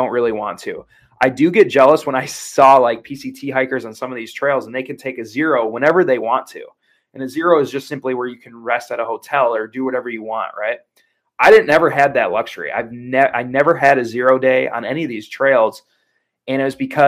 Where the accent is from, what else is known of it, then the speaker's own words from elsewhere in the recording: Wisconsin, United States; I was raised in Wisconsin